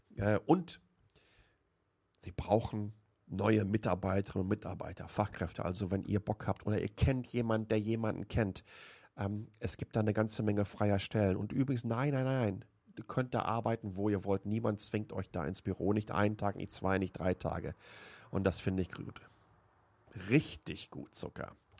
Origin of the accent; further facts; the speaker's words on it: Waltrop, North Rhine-Westphalia, Germany; now in Taiwan; Ich bin in Waltrop groß geworden, im Kreis Recklinghausen.